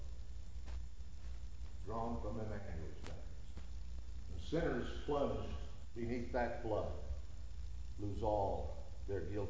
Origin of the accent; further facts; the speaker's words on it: United States; us as Americans